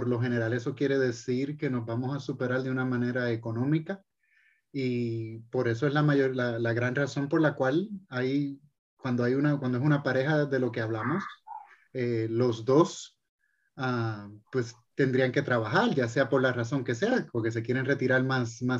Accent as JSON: {"language": "Spanish", "country": "Puerto Rico", "said": "De Puerto Rico, pero, ah, pero era algo que ya estaba predeterminado."}